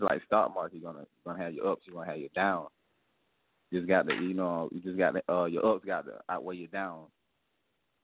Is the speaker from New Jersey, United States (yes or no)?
no; South Carolina, United States; I'm from South Carolina